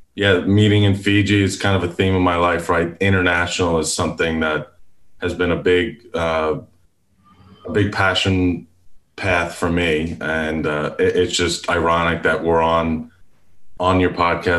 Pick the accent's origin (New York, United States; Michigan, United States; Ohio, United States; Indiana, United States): New York, United States; Long Island; now in Houston, United States; I live in Houston, Texas. I was born and raised in Long Island, New York